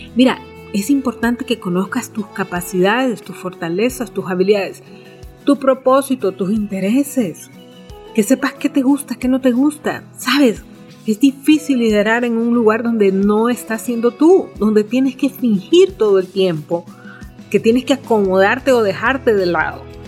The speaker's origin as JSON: {"language": "Spanish", "country": "Honduras"}